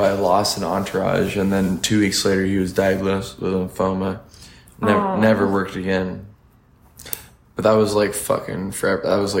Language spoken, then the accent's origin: English; Santa Monica, California, United States; I was born in Santa Monica.